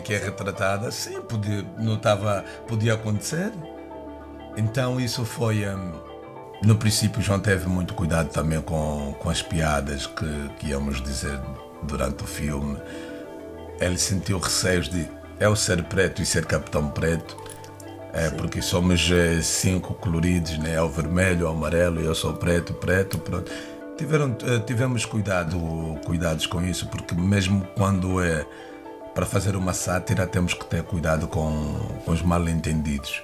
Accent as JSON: {"language": "Portuguese", "country": "Angola", "moved": "yes", "lives_now": "Lisbon, Portugal", "said": "sou angolano, eh, vivo cá há algum tempo, sinto-me mais do que português, sinto-me lisboeta"}